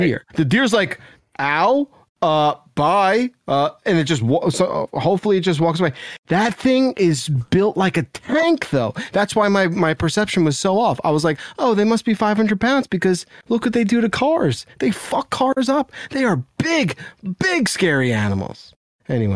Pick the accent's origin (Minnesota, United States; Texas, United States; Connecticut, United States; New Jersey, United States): New Jersey, United States; I grew up in New Jersey